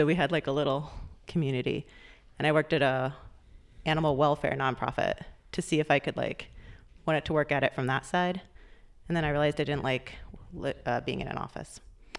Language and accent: English; St. Louis, Missouri, United States; I'm from St. Louis, Missouri.